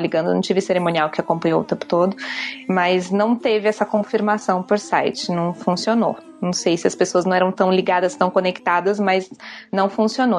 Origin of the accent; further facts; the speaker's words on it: Rio de Janeiro, Brazil; moved away; eu sou do Rio, então minha família é gigantesca de lá juntou todo mundo, fez uma caravana, veio para cá.